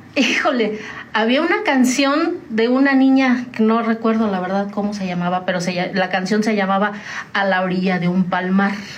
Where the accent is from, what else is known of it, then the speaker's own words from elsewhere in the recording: Tamazunchale, San Luis Potosí, Mexico; moved away as an adult; also born or lived in United States; now in San Juan del Río, Mexico; yo soy de San Luis Potosí, de la Huasteca Potosina, orgullosamente huasteca, de un pueblo, bueno, ya no es pueblo, ya es una ciudad, se llama Tamazunchale